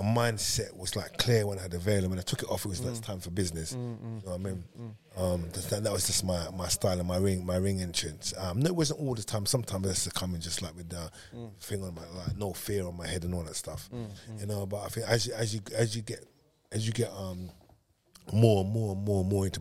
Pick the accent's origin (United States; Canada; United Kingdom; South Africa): United Kingdom; London; I was growing up in Hackney, in East London